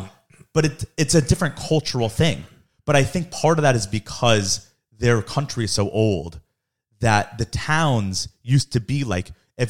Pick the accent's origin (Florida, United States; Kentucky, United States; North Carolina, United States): Florida, United States; even though I grew up in Florida, but the town I grew up in is mostly New Yorkers, so that's just the way it is.